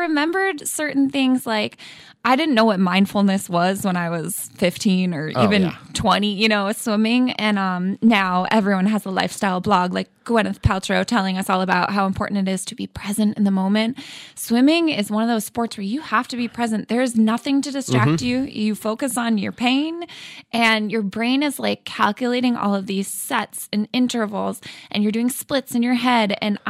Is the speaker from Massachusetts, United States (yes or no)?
yes; Massachusetts, United States; who is my swim coach at Greenwood Swim Club when I was growing up in Central Mass. And he's always such an inspiration. And we trained at Quinsigamond Community College.